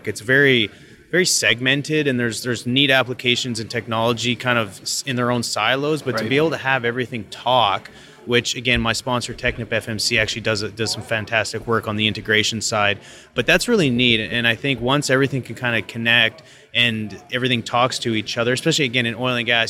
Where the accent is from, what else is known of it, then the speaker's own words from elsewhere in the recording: Calgary, Alberta, Canada; moved away as an adult; also born or lived in Pittsburgh / Denver; I'm originally from Calgary